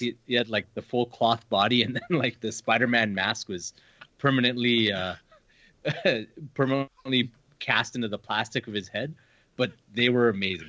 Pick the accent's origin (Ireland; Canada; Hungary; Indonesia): Canada; we're from Canada